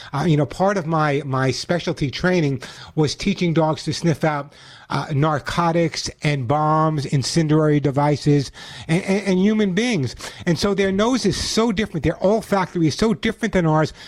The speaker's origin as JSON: {"language": "English", "region": "New York", "country": "United States", "tie": "born or raised there", "moved": "yes", "lives_now": "California, United States", "said": "I grew up in New York"}